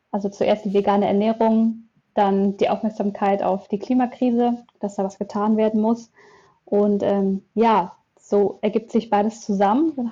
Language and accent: German; Münster, North Rhine-Westphalia, Germany; Aus Münster.